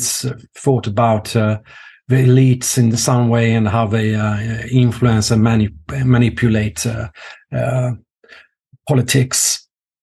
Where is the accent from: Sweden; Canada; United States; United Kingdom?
Sweden; Norrköping, Östergötland; my hometown, Norrköping